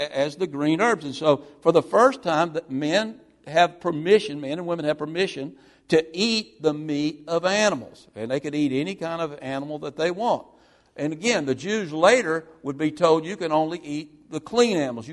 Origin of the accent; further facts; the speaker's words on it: Mississippi, United States; when I was growing up in Mississippi as a young boy